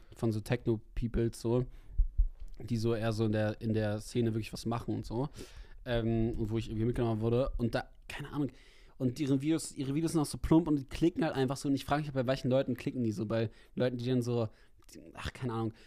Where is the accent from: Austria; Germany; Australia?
Germany; Berlin; als Berliner